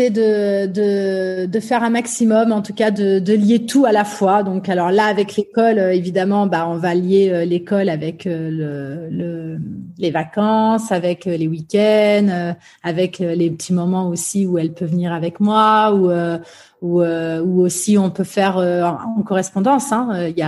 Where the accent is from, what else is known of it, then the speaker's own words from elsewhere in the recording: Limoges, Nouvelle-Aquitaine, France; J'ai grandi euh, à la campagne. Je suis née à Limoges, et donc euh, alors j'ai grandi à, Limoges, notamment.